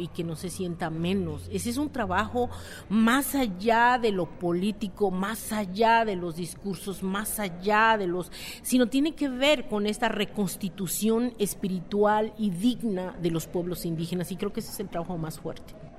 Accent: San Juan Mixtepec, Oaxaca, Mexico; Soy del municipio de San Juan, Mixtepec, distrito de Santiago Lahuaca, Oaxaca

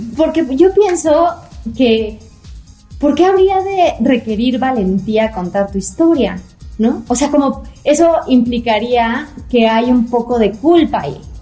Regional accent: Toluca, State of Mexico, Mexico; yo soy de Toluca

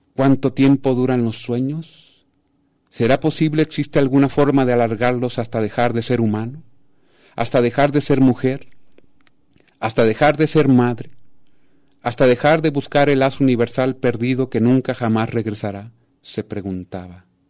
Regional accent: Sinaloa, Mexico; also born or lived in Tijuana; de Sinaloa, que es mi tierra, que amo

